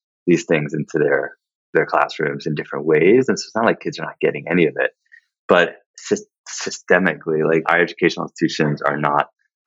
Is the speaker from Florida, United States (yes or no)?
no; New York City, New York, United States; I grew up in Manhattan